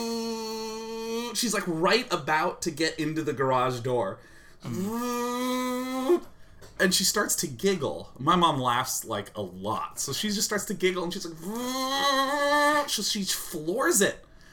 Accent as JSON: {"language": "English", "town": "Kansas City", "country": "United States", "tie": "born or raised there", "said": "I grew up in Kansas City that gets, like, really crazy weather"}